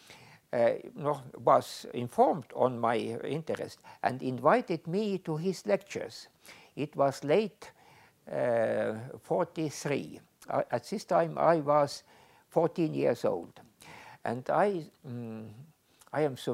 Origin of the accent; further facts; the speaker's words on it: Tartu, Tartu County, Estonia; I was born in Tartu in 29. My father was a teacher and a director of a girls' school in Tartu